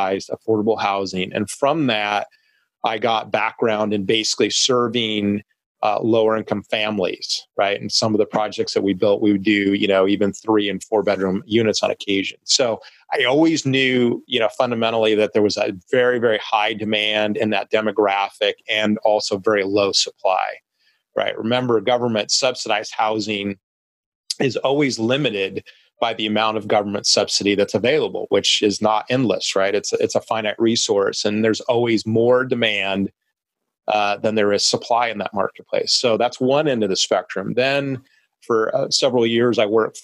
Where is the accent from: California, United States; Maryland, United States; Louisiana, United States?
California, United States; Long Beach; downtown Long Beach, which is, you know, my hometown city and where we're based as a company.